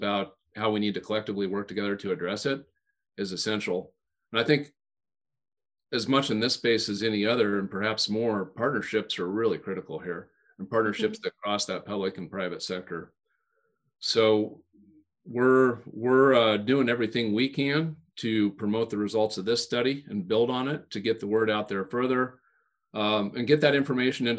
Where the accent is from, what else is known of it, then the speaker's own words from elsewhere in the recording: Western Nebraska, United States; when I was growing up in Western Nebraska